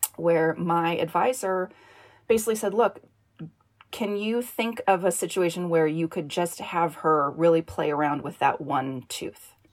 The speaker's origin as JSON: {"language": "English", "region": "Northern California", "country": "United States", "tie": "born or raised there", "said": "I grew up in Northern California."}